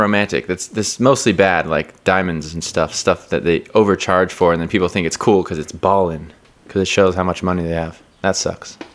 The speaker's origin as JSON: {"language": "English", "town": "Seattle", "region": "Washington", "country": "United States", "moved": "yes", "lives_now": "New York, United States", "said": "I'm from Seattle"}